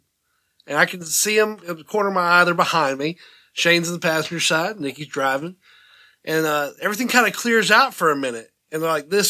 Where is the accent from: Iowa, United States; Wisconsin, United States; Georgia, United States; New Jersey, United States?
Georgia, United States; I'm from Georgia. I'm used to some humidity